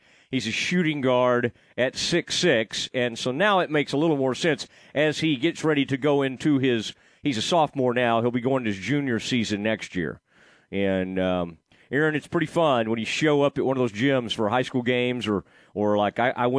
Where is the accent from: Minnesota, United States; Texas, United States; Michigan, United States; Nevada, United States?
Texas, United States; Kaufman; I'm from Kaufman County, from Kaufman High School.